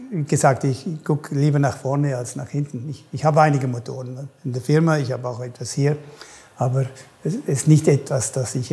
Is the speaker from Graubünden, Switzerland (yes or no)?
yes; Chur, Graubünden, Switzerland; Nur, da ich, wo ich aufgewachsen bin, in Kur war natürlich nichts los.